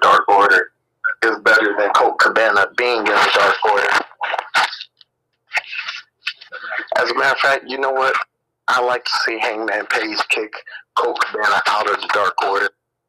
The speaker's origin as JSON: {"language": "English", "region": "Michigan", "country": "United States", "said": "I'm from Michigan, the great state of Michigan"}